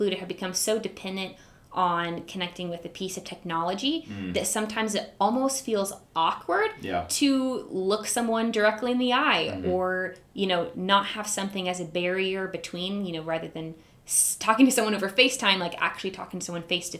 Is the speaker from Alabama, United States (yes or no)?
yes; Huntsville, Alabama, United States; moved away as an adult; now in Tulsa, United States; I am originally from Huntsville, Alabama.